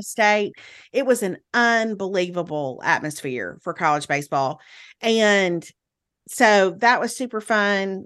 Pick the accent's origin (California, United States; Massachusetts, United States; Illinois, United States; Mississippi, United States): Mississippi, United States; Meridian; went to Meridian, to my hometown